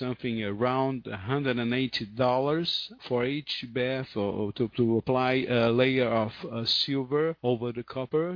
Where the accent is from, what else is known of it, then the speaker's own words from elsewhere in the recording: Rio de Janeiro, Brazil; English is a second language; I'm from Rio de Janeiro